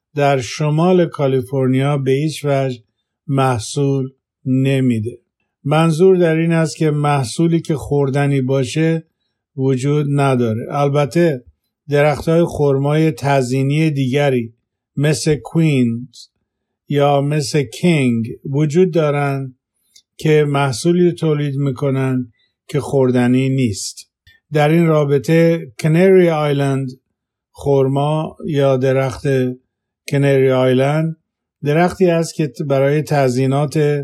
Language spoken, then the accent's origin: Persian; Khuzestan, Iran; now in Walnut Creek, United States; زاده و بزرگ شده خوزستانم